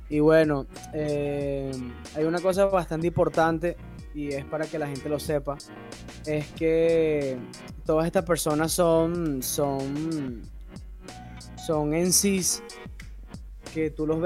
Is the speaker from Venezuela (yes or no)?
yes; Venezuela; soy venezolano